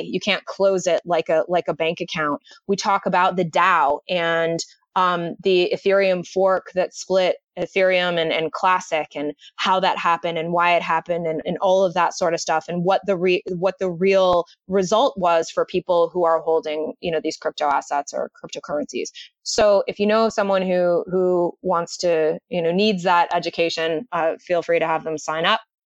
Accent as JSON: {"language": "English", "town": "Detroit", "region": "Michigan", "country": "United States", "tie": "born or raised there", "said": "I grew up in the Detroit area, and I went to law school in, in Michigan"}